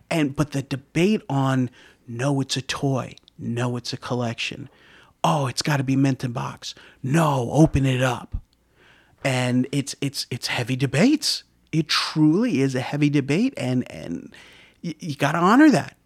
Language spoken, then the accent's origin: English; Yonkers, New York, United States; also born or lived in Rockland County, New York; I, I grew up in Yonkers my whole life. It wasn't until I moved out of Yonkers to Rockland County in around, like, eighty-eight